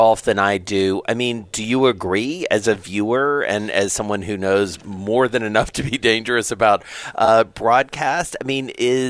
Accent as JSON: {"language": "English", "region": "the South", "country": "United States", "tie": "born or raised there", "said": "You know, growing up in the South, you go into these smaller towns in Georgia and Alabama and elsewhere"}